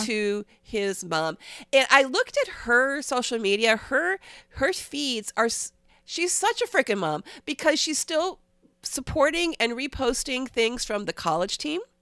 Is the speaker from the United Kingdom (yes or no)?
no; Cleveland, Ohio, United States; I'm from Cleveland